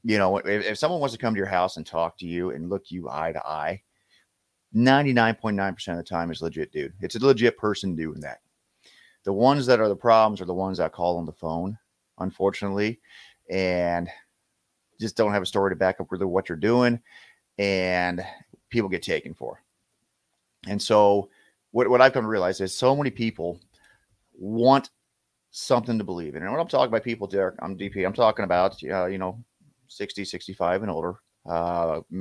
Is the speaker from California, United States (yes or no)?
no; Lincoln, Nebraska, United States; I'm originally from Lincoln, Nebraska. Went to Lincoln High